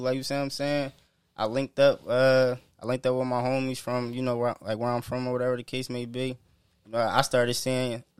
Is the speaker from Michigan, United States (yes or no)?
no; Philadelphia, Pennsylvania, United States; moved away as an adult; now in Atlanta, United States; I'm from Philly